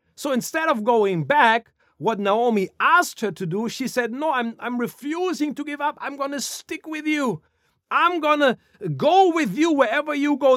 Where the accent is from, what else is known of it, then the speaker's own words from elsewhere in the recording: Germany; moved away; growing up in Germany